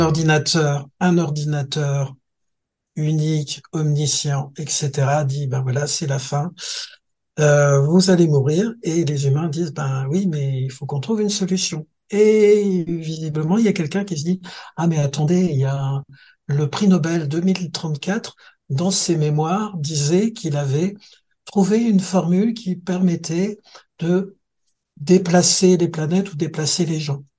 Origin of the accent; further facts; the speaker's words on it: Thionville, Grand Est, France; étant Mosellan, nous, on a une particularité dans, si tu veux, j'ai grandi à Thionville